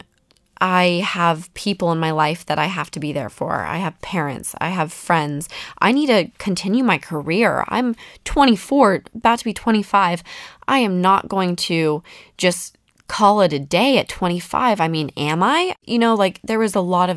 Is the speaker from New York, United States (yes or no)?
no; Salt Lake City, Utah, United States; I come from Salt Lake City